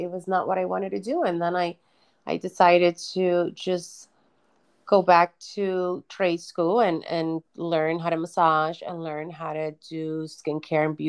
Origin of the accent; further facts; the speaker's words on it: New York City, New York, United States; also born or lived in Dominican Republic; I grew up in Brooklyn. And we pretty much immigrated from the Dominican Republic, and I landed right in Brooklyn.